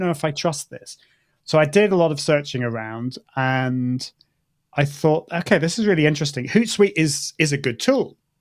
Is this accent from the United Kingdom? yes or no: yes; United Kingdom; accent: British; my British accent